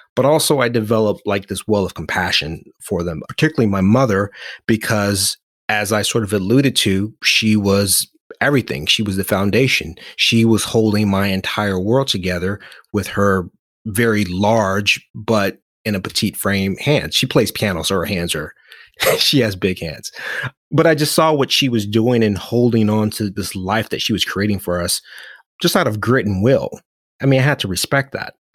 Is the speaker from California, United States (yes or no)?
yes; Oakland, California, United States; growing up in Oakland, having a name that meant the most compassionate